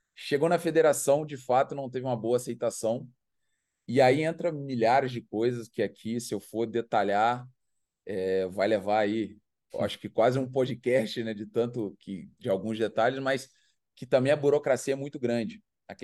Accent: Brazil; now in Chiang Rai, Thailand; nascemos no Brasil

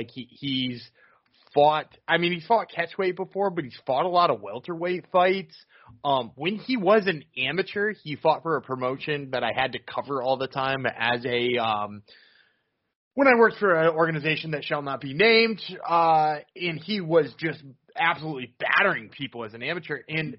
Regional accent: Boston, Massachusetts, United States; That's why I said of course we would, because we're from Boston.

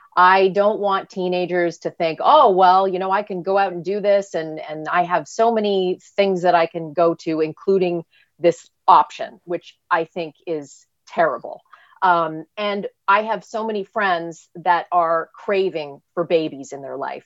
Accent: Canada; now in United States; I'm Canadian, uh, and by, by birth, I have dual citizenship. My father was American. Uh, I came to the land of opportunity

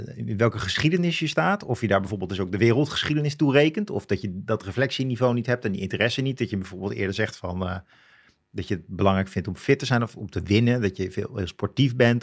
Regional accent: Leusden, Utrecht, Netherlands; ik ben opgegroeid in zo'n bloemkoolwijk in Leusden.

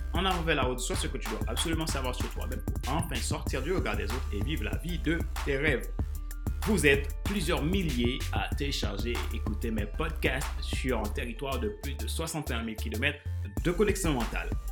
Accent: Haiti; now in France; mon pays d'origine, Haïti, et ma terre d'accueil, la France, qui est devenue mon pays

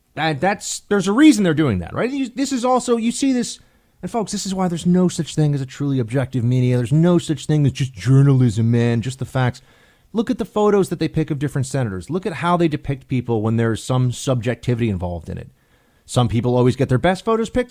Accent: United States; an American

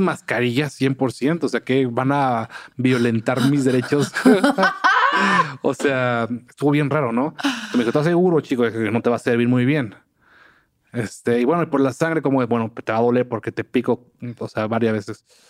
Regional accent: Papantla, Veracruz, Mexico; yo nací en Papantla

